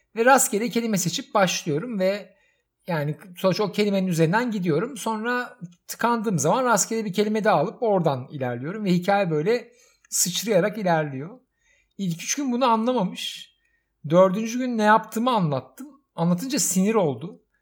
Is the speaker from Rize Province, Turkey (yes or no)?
no; Istanbul, Turkey; Ve çocukluğum orada geçti. Yani yatılı okulu, ortaokulu, liseyi Kadıköy'de okudum